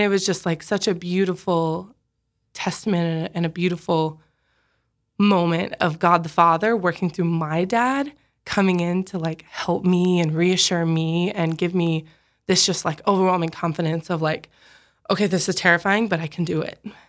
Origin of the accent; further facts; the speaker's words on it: Sioux Falls, South Dakota, United States; I grew up in Sioux Falls.